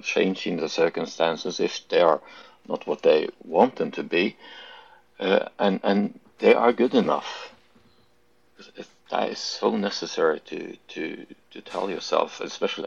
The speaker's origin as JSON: {"language": "English", "country": "Norway", "also_born_or_lived": "Junction City, Oregon", "said": "I was from Norway"}